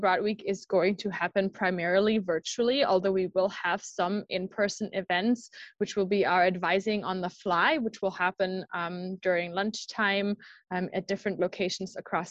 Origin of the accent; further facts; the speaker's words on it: Germany; now in United States; I'm from Germany myself, and so my study abroad experience was actually in the United States.